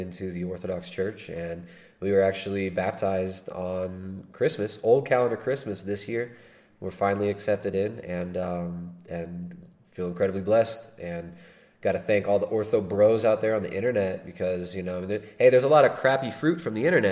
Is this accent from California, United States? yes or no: yes; California, United States; accent: California; my retarded California accent